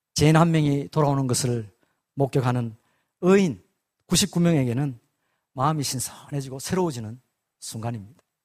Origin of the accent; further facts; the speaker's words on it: South Korea